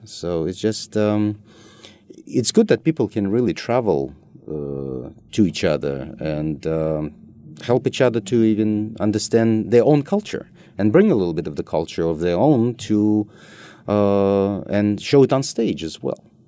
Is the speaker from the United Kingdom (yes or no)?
no; Russia; moved away as an adult; also born or lived in United States; we were growing up in Soviet Union